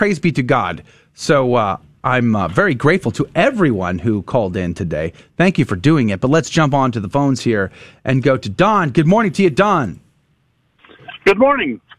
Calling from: Greenville, Texas, United States; Calling from Greenville, Texas

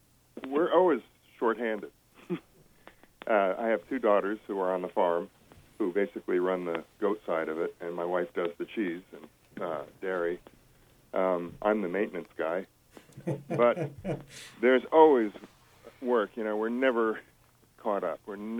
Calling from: Stonington, United States; I'm from Spruce Hill Farm down in Stonington.

